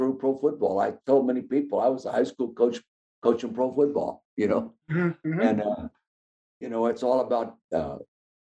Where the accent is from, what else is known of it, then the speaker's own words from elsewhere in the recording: Calistoga, California, United States; I was born and raised in the Napa Valley, Calistoga, California.